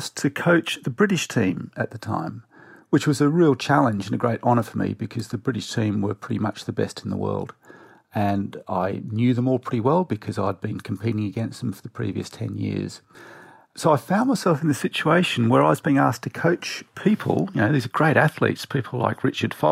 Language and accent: English; Tasmania, Australia; I grew up in Tasmania in Australia